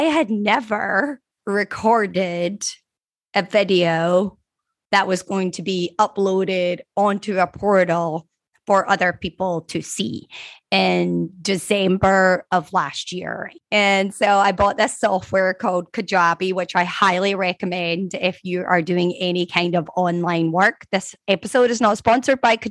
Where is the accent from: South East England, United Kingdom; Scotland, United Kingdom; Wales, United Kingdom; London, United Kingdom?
Scotland, United Kingdom; now in Florida, United States; I grew up in Scotland